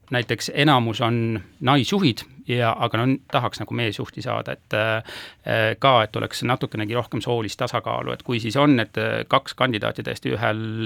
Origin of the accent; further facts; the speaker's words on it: Haapsalu, Lääne County, Estonia; ma olen Haapsust pärit